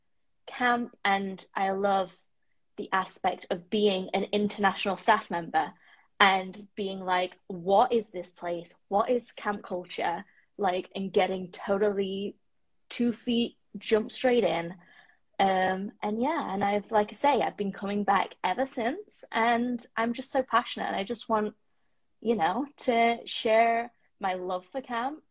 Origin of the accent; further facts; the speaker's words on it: United Kingdom; moved away as an adult; now in Toronto, Canada; I am a British female that is living currently in Toronto in the Six